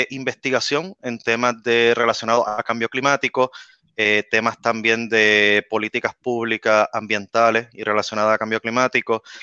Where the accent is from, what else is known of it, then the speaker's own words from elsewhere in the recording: San Germán, Puerto Rico; moved away as an adult; also born or lived in Mayagüez, Puerto Rico; Yo me crié, eh, me crié en San Germán, en el oeste